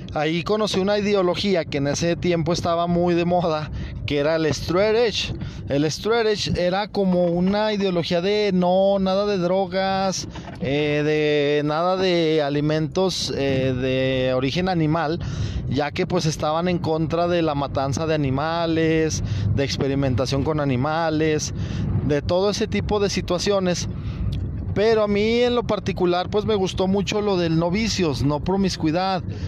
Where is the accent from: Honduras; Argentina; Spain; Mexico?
Mexico; Zacatecas; ahí en Zacatecas, de donde yo soy